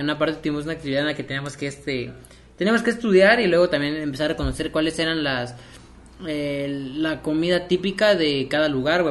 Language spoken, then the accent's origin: Spanish; Mexico